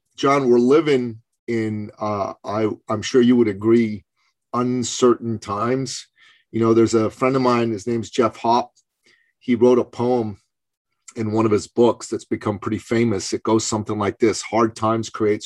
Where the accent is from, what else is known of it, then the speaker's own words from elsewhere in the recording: Iran; moved away; I'm originally from Iran. I was 11 years old when the Iranian Revolution happened.